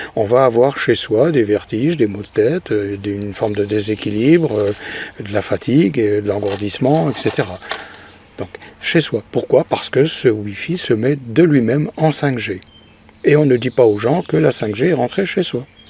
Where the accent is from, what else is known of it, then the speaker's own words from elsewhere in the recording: France; chez nous, en France